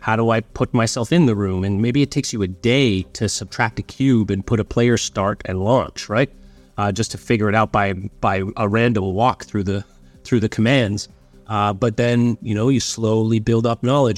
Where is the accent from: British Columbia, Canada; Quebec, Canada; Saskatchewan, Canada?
British Columbia, Canada; Vancouver; also born or lived in Southern Ontario; I'd been born in, in, you know, Southern Ontario. Um, and my mom had moved me out to Vancouver, just her and I, uh, when I was eight.